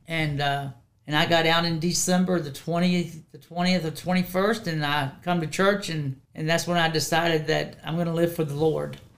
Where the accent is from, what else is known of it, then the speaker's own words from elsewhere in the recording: Woodstock, Virginia, United States; also born or lived in Strasburg, Virginia; now in Harrisonburg, United States; I grew up in Woodstock, Virginia.